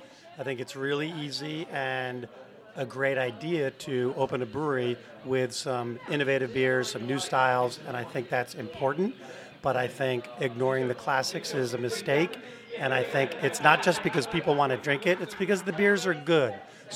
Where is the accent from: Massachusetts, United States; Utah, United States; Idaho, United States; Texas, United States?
Massachusetts, United States; moved away as an adult; also born or lived in Connecticut; now in St. Louis, United States; Born in Massachusetts.